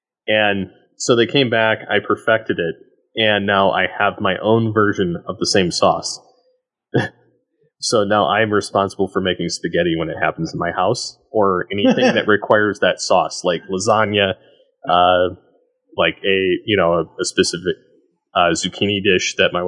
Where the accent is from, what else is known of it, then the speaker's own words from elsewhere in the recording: Michigan, United States; now in Colorado, United States; I moved from Michigan to Colorado for work, and there was a restaurant called Italia Garden in Flint, Michigan that my wife and I like to eat at.